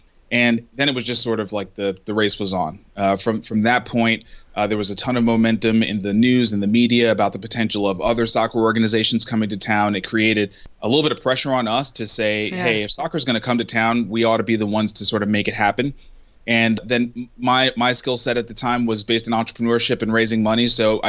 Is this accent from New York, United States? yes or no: yes; New York City, New York, United States; now in Nashville, United States; I was born and raised in Brooklyn, New York